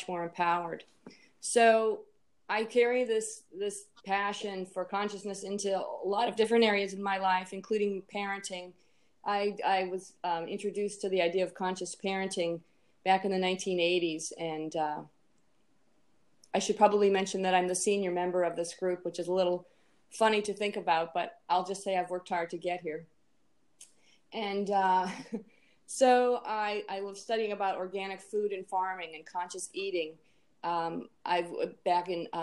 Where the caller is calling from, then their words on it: Annapolis, Maryland, United States; I'm calling in from Annapolis, Maryland